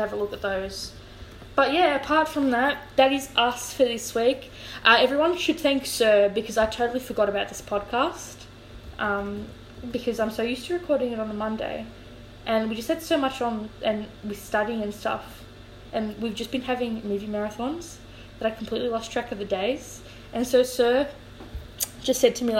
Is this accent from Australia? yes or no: yes; Australia; I'm an Australian, right? I was born here, parents were born here, grandparents have been here longer than they've been anywhere else